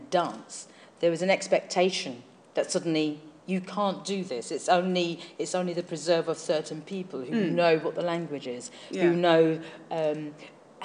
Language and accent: English; London, United Kingdom; I come from Hackney in East London